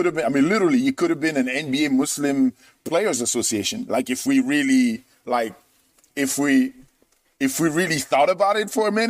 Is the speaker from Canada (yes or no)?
no; France; moved away as an adult; also born or lived in Michigan / San Jose; culturally, I'm French.